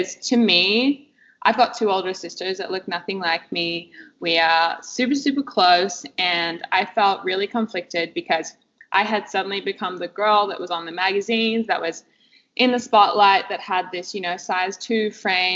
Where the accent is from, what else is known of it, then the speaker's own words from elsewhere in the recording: Perth, Western Australia, Australia; I grew up in Perth, Western Australia